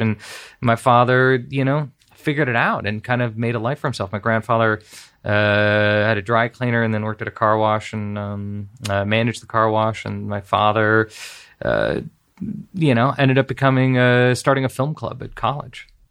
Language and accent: English; Beverly Hills, California, United States; I grew up in Los Angeles, grew up in Beverly Hills